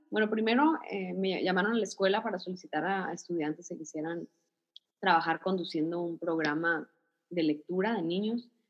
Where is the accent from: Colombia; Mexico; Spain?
Mexico; Ciudad Obregón, Sonora; nací aquí, aquí en Ciudad Obregón